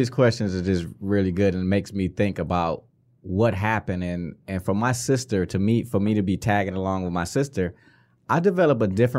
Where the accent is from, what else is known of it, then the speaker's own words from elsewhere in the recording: Detroit, Michigan, United States; Because I grew up in a very tight-knit community.